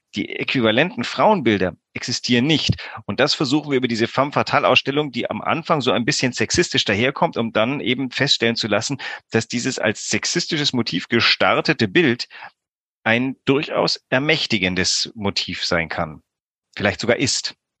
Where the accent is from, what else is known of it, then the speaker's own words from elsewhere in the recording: Greece; moved away; ich bin auch in Griechenland groß geworden